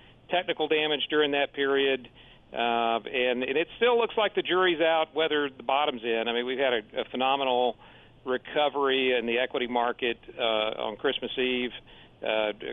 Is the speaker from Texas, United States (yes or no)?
yes; Houston, Texas, United States; now in Austin, United States; Texas, and I grew up in Houston.